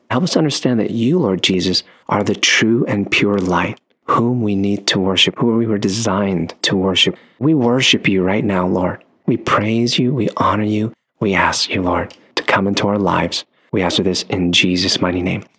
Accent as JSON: {"language": "English", "country": "United States", "tie": "born or raised there", "said": "born in the States"}